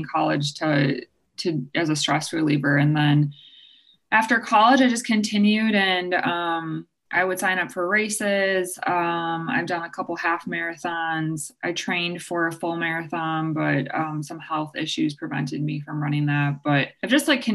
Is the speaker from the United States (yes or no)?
yes; Green Bay, Wisconsin, United States; I'm from Green Bay and that's where I had moved home after college